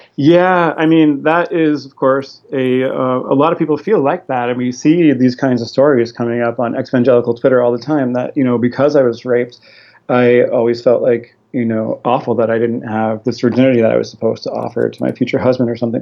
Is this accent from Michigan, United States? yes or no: no; Fishers, Indiana, United States; my family moved down to Fishers, Indiana, which is a north suburb of Indianapolis.